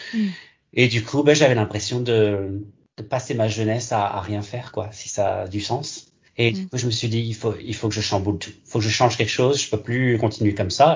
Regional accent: Alsace, Grand Est, France; also born or lived in Gironde, France; now in Sydney, Australia; je viens, en fait, de France, en Alsace. Je suis né en Gironde, par contre.

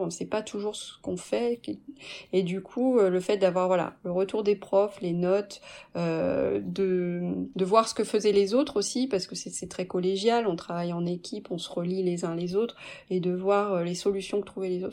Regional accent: France; also born or lived in Canada; now in Belgium; j'étais l'employée euh, française

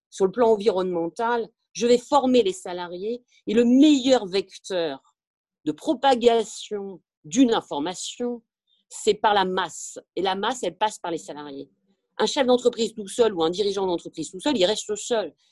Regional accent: France; comme nous sommes français, nous sommes latins

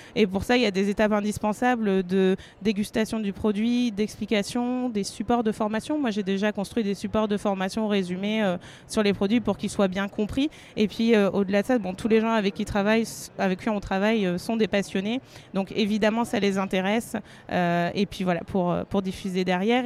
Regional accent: Berry, Centre-Val de Loire, France; je viens de la campagne du Berry, donc des grands espaces

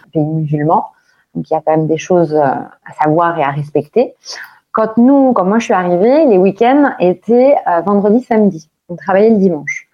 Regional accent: France; now in Dubai, United Arab Emirates; en tant que Français

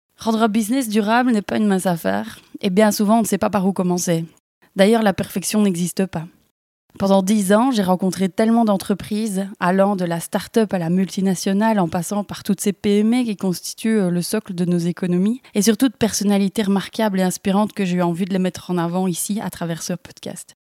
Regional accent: Belgium; accent: Belgian; je suis belge, si vous demandez euh, d'où vient ce petit accent

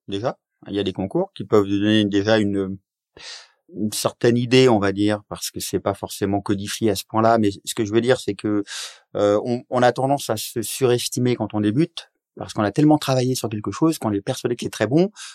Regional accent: Oise, Hauts-de-France, France; moved away; also born or lived in Paris; Donc je viens de l'Oise à la base et j'avais j'ai vécu après plein d'années à Paris

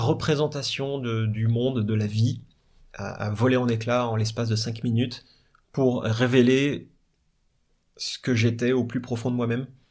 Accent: Paris, Île-de-France, France; Je dis de Paris.

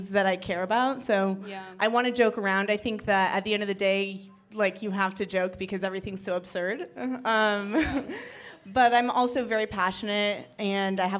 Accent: Seattle, Washington, United States; also born or lived in Chicago; now in New York, United States; I grew up in Seattle

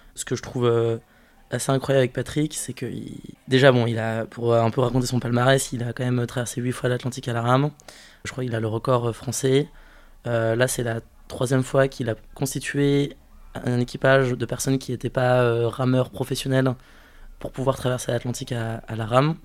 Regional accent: French Guiana; d'où je viens, je suis né en Guyane

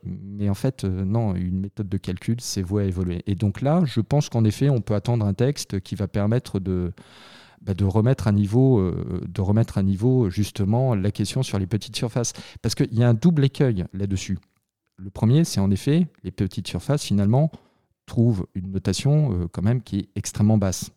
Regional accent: France; on est français, on est quand même assez latin

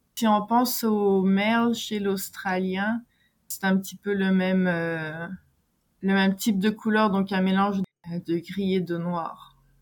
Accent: France; moved away as an adult; now in Quebec, Canada; je suis française, je vis au Québec depuis 17 ans

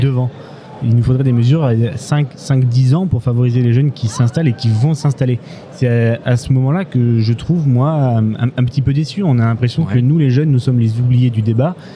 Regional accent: Limousin, Nouvelle-Aquitaine, France; je viens du Limousin

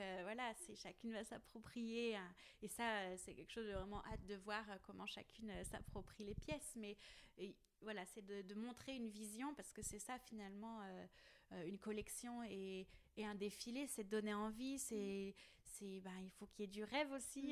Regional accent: Plougastel-Daoulas, Brittany, France; Plougastel parce que voilà c'est là où j'ai grandi

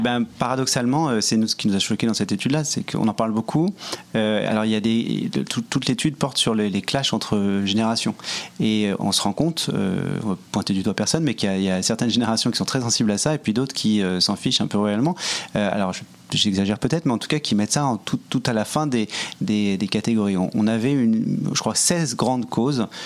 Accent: Paris, Île-de-France, France; now in Montreal, Canada; on est français tous les deux, euh, parisien pour ma part

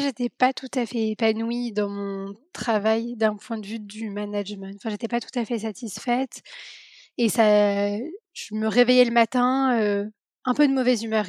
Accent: Paris, Île-de-France, France; j'ai grandi à Paris, je suis née à Paris

